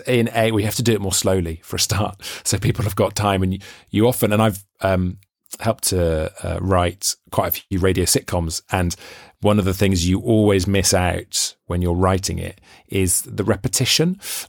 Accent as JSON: {"language": "English", "region": "Wales", "country": "United Kingdom", "said": "because as a Welshman, you can obviously hear I don't sound very Welsh, but I've always been obsessed with this idea that Welsh, a sense of Welsh identity is really connected with the accent. And I read that really annoys me because I don't have a Welsh accent, but I feel really Welsh."}